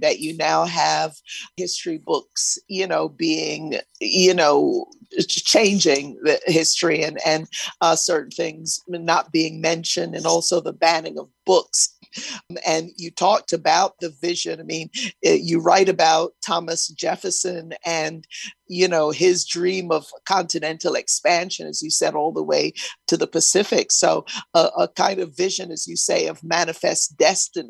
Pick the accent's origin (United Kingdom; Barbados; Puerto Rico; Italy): Barbados; I'm from Barbados